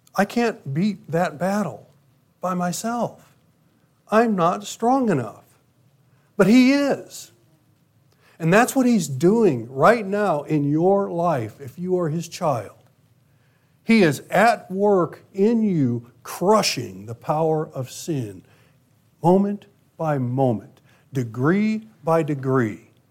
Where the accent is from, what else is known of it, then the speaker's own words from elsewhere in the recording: United States; my U.S. citizenship.